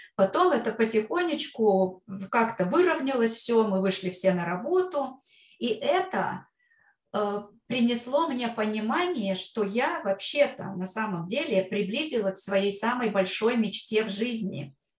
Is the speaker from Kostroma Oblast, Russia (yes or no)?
yes; Kostroma, Kostroma Oblast, Russia; moved away as an adult; also born or lived in Brooklyn, New York; now in New York, United States; когда я возвращалась в свою родную Кострому, э, я из Костромы родом